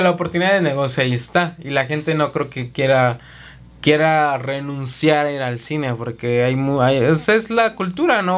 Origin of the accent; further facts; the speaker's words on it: Mexico City, Mexico; Nosotros somos de la Ciudad de México.